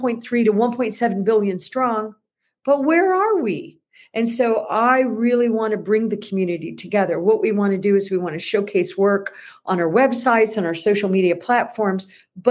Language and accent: English; United States